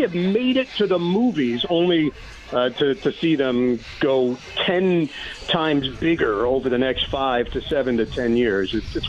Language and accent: English; New York City, New York, United States; I'm from Queens, so … all of those guys grew up about 15 minutes from where I grew up.